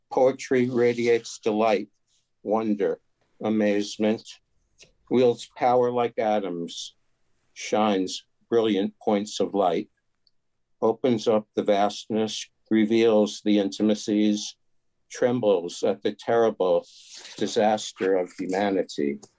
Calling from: Tarrytown, New York, United States; New York.

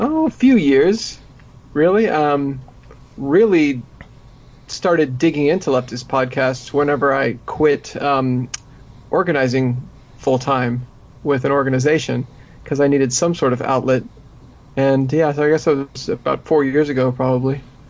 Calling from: Austin, Texas, United States; I'm broadcasting from Austin, Texas

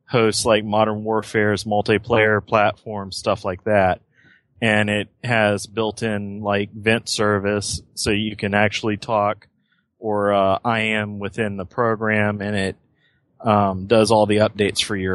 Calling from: Lakeland, Florida, United States; Uh, Lakeland, Florida.

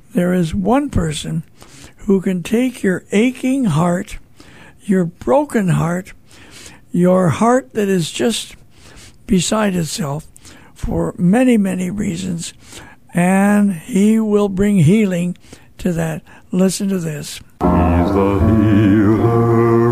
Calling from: St. Louis, Missouri, United States; I'm calling from St. Louis, Missouri

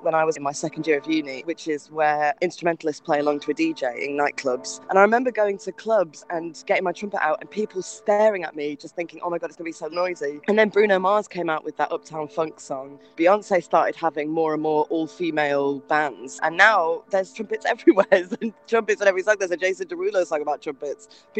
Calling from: Rotterdam, South Holland, Netherlands; I'm calling from Rotterdam today.

